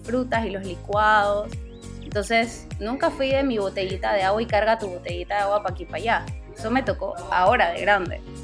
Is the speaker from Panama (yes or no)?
yes; Panama; yo soy panameña, aunque muchas veces me confundan con otras nacionalidades, sí, soy 100% panameña